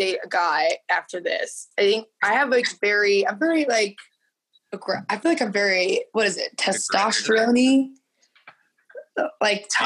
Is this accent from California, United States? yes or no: no; Indiana, United States; now in Los Angeles, United States; I was from Indiana